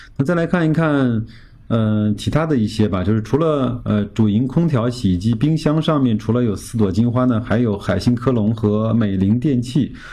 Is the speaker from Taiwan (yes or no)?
no; China; 我们中国人民